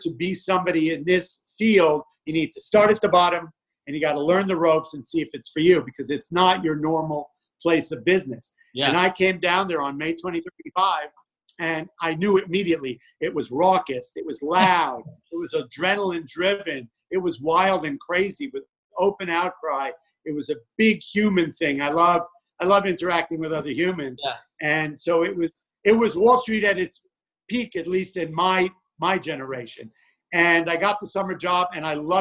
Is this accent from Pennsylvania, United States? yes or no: no; New York, United States; I grew up in New York